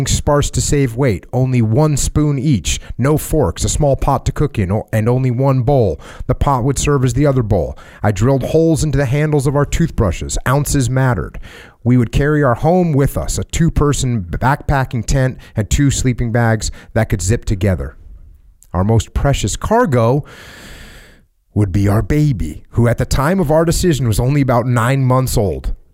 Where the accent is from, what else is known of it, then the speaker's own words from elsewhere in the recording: Moosic, Pennsylvania, United States; also born or lived in Tacoma, Washington; The first decision was to leave Tacoma, Washington, the great Northwest, and relocate to my hometown of Moosic, Pennsylvania.